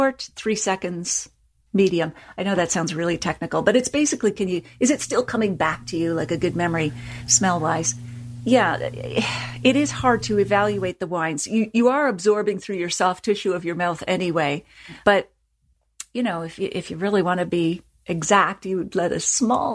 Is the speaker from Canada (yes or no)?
yes; Nova Scotia, Canada; I come from Nova Scotia, so it's all about puns